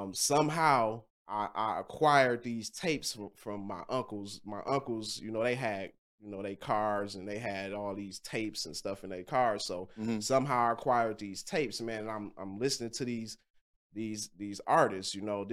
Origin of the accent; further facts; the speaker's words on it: Kankakee, Illinois, United States; See, I grew up in Kankakee, Illinois, so that's right outside of Chicago.